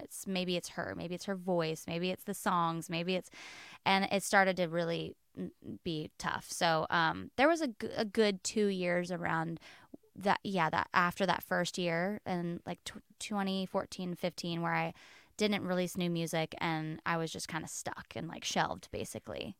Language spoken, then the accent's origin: English; West Palm Beach, Florida, United States; I grew up in West Palm Beach, Florida.